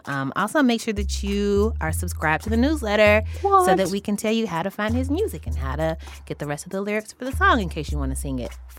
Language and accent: English; the South, United States; As a Southerner